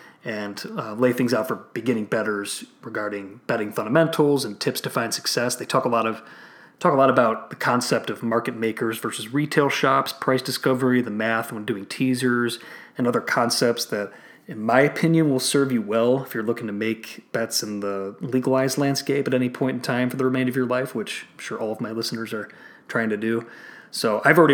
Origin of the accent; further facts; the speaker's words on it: Illinois, United States; Illinois, my home state here